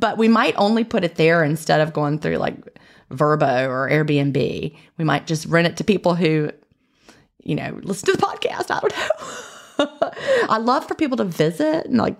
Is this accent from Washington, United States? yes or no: no; Augusta, Georgia, United States; also born or lived in Atlanta; So like I came from Augusta, like I said, and of course we would always go through Atlanta. So I lived in Atlanta for a while, then Augusta